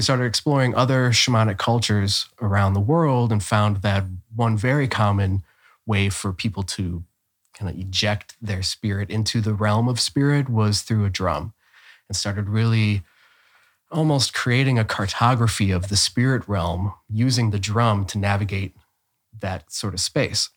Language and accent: English; Cleveland, Ohio, United States; moved away as an adult; also born or lived in Bay Area, California; now in Austin, United States; was born and raised in Cleveland, Ohio, and will never take the Cleveland out of me